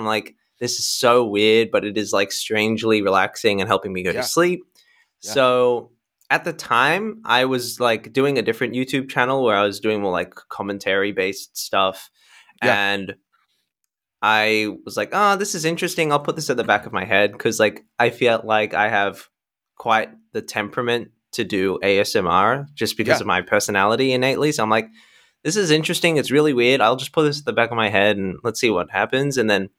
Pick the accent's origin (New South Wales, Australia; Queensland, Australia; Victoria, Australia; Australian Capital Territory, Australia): New South Wales, Australia; Sydney; So I was born in Sydney, Australia, and I've grown up here my whole life.